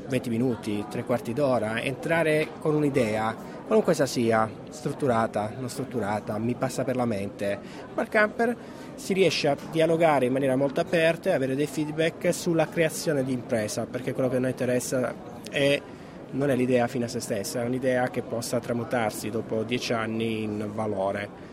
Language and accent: Italian; Calabria, Italy; io essendo calabrese